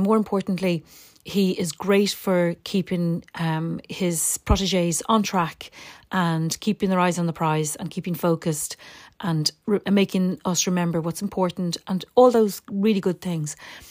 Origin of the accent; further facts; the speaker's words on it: Dublin, Leinster, Ireland; my brother, when we were teenagers growing up in Dublin, when we both left home and moved into Dublin City